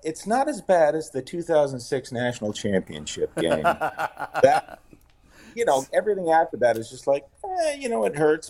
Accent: Perrysburg, Ohio, United States; I grew up in Perrysburg in Northwest Ohio.

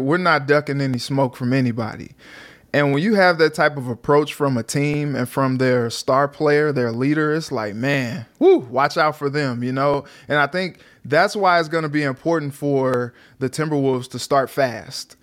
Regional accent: St. Louis, Missouri, United States; now in Minnesota, United States; I'm from Saint Louis

